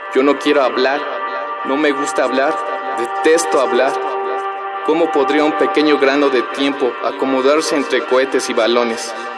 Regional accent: Mexico City, Mexico; nací y vivo en la Ciudad de México

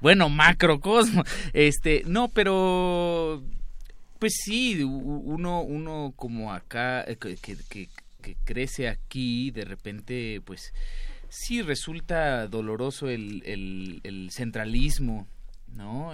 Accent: Mexico City, Mexico; yo como chilango

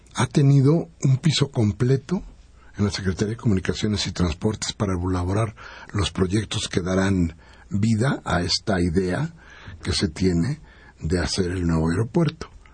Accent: Mexico; nosotros somos los mexicanos

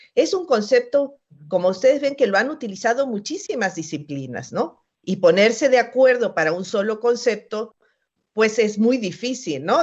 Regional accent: Mexico; Somos mexicanos, somos latinoamericanos

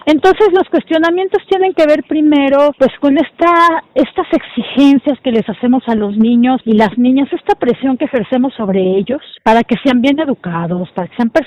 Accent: Celaya, Guanajuato, Mexico; Yo soy de Celaya y el Cervantino era mi Disneylandia

